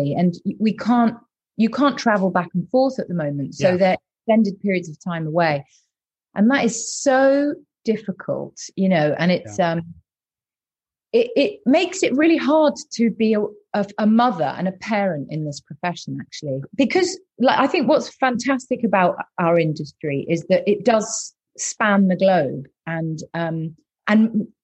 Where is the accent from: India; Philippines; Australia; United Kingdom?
United Kingdom; Bath, South West England; I was brought up in Bath